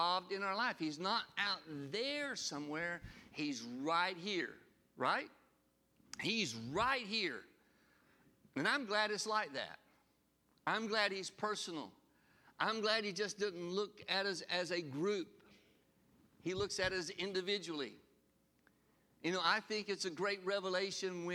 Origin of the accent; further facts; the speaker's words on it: Sylacauga, Alabama, United States; the last three of us were born in good old Sylacauga, Alabama